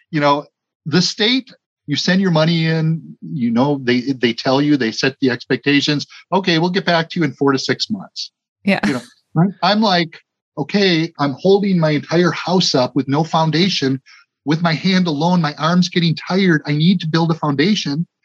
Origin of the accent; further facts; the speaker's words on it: Milwaukee, Wisconsin, United States; born there; She said, I was born in Burlington, but actually I was born in Milwaukee, but place of birth was next to mother's residence.